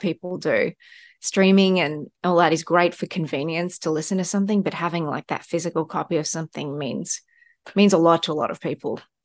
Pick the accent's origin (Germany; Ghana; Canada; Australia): Australia; moved away; maybe it's being Australian as well